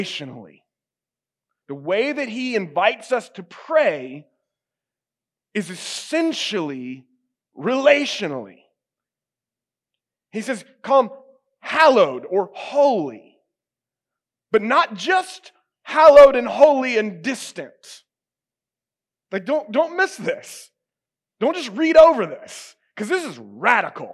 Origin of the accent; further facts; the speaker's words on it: United States; I am an American